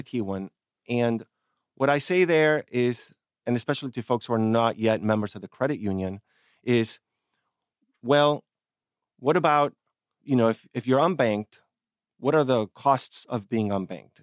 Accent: Argentina; moved away; I come from Argentina

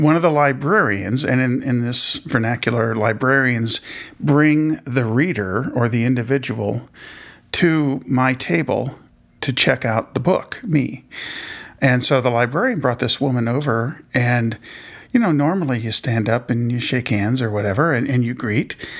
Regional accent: Indianapolis, Indiana, United States; I was born in Indianapolis

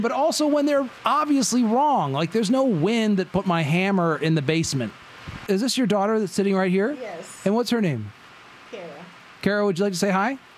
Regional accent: the North, United States; now in Madison, United States; I was from the north

